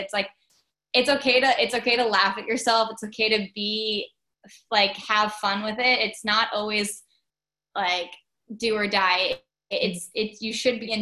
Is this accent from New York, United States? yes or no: yes; Long Island, New York, United States; we grew up on Long Island